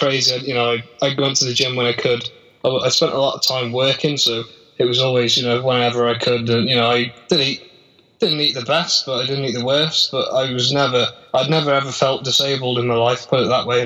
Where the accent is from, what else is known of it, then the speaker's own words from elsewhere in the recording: Telford, West Midlands, United Kingdom; I'm from the UK. I'm from Telford in Shropshire, not far from the main city in Birmingham